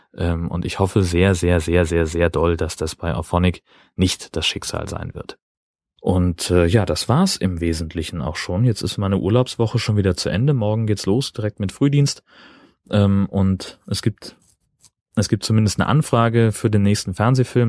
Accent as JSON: {"language": "German", "town": "Kiel", "region": "Schleswig-Holstein", "country": "Germany", "said": "als Kieler"}